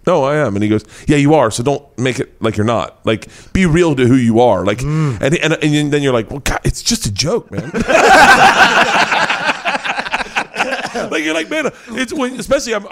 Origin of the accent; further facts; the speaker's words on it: Florida, United States; moved away as an adult; now in Los Angeles, United States; growing up in Florida